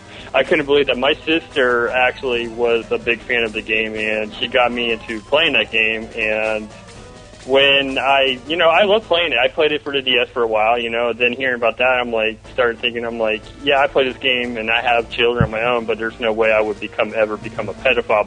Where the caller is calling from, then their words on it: Melbourne, Florida, United States; And I'm calling from Melbourne, Florida.